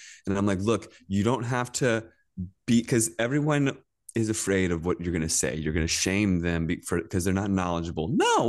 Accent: Virginia, United States; I grew up in Virginia, in Northern Virginia

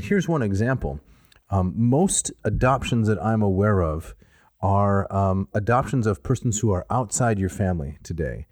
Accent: Midwest, United States; I was raised in the Midwest

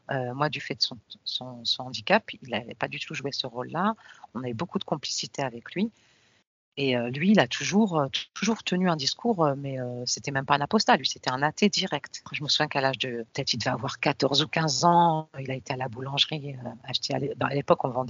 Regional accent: Tunisia; mais, mais, moi je suis de Tunisie, mais pourquoi mon père il me parle de la Palestine

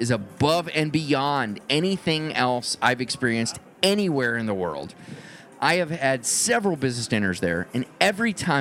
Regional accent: Tennessee, United States; moved away; We're from Tennessee

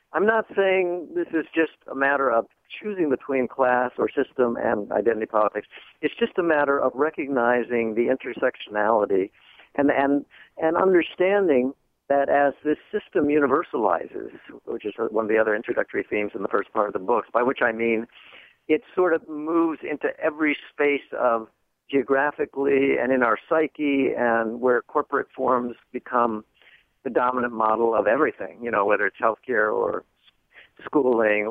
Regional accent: Boston, Massachusetts, United States; in my hometown where a big natural gas pipeline was being built from a company in Texas, was being built through Boston, where I live

